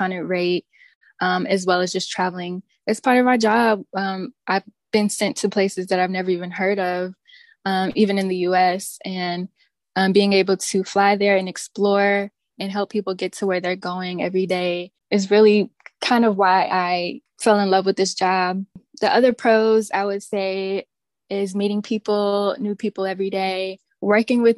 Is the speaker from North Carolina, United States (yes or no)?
yes; Greensboro, North Carolina, United States; I am born and raised in North Carolina in a town called Greensboro